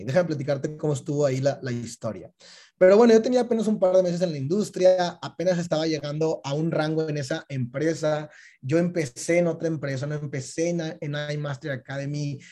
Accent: Mexico; cuando éramos chiquitos en México, eh, en la primaria

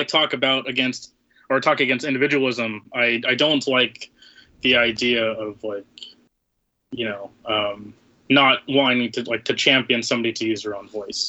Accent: Southern California, United States; I'm a mumbler, because I'm from Southern California.

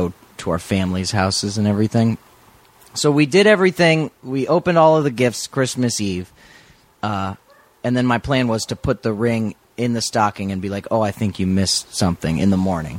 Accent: Florida, United States; I am from Florida.

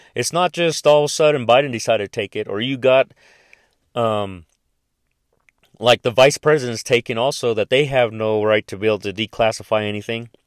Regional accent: United States; American citizens

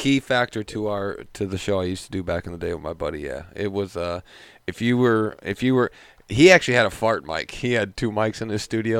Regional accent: Milwaukee, Wisconsin, United States; I'm from Milwaukee, man.

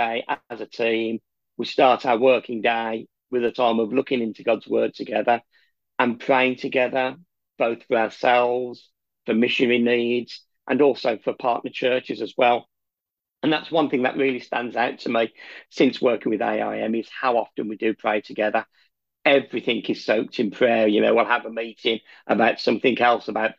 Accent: Birmingham, West Midlands, United Kingdom; now in Newport, United Kingdom; I'm originally from Birmingham, as quite a few people might be able to tell by the accent, but I live just outside of Newport in South Wales.

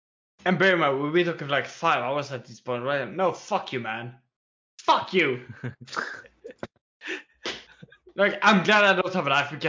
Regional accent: Sweden

